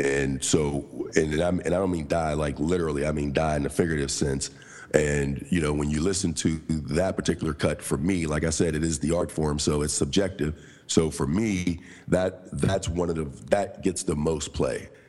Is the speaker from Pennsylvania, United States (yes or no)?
yes; Pittsburgh, Pennsylvania, United States; also born or lived in Coraopolis, Pennsylvania; I'm from Pittsburgh, PA. Um, from two areas there actually, because I. Uh, grew up on the north side of Pittsburgh